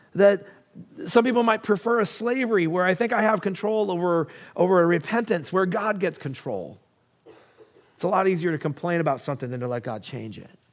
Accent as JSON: {"language": "English", "country": "United States", "said": "I'm an American"}